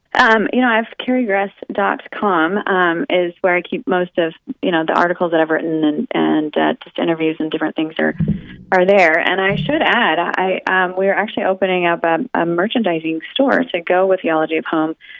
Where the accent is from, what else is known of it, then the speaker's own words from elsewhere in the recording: Oregon, United States; I grew up in Oregon, where it is wet and cold all the time